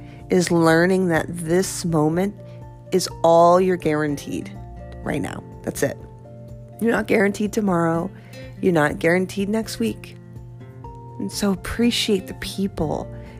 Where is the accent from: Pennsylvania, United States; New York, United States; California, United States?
New York, United States; moved away; inside I am still a New Yorker